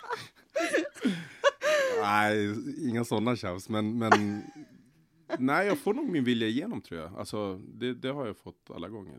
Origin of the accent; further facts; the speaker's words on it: Stockholm, Stockholm County, Sweden; also born or lived in Solna; jag är uppväxt i Rinkeby eh, fram tills jag var 16 år. Sen flyttade jag till Solna bland annat